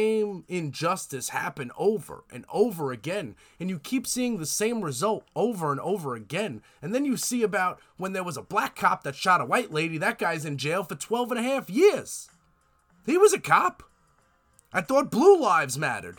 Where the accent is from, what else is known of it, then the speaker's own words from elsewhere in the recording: United States; I'm American